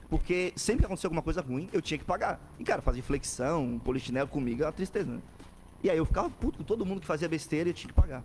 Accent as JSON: {"language": "Portuguese", "town": "São José", "region": "Santa Catarina", "country": "Brazil", "tie": "born or raised there", "also_born_or_lived": "Florianópolis", "said": "eu nasci em Floripa, moro em São José a vida inteira"}